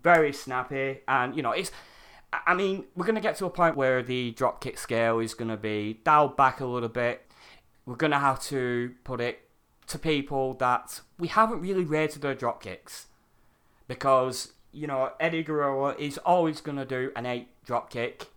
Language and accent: English; United Kingdom; I'm a Brit